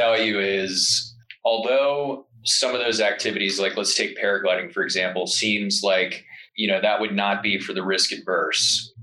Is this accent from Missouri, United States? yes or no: no; Delaware, United States; moved away as an adult; now in Jackson, United States; I'm from Delaware. One of the first jobs I had when I was younger was working at Dogfish Head Brewery